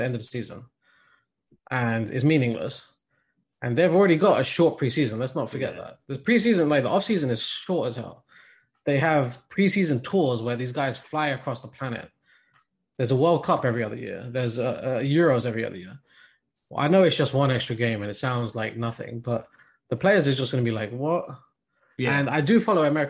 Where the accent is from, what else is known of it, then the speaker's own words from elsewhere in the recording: England, United Kingdom; being born and raised in England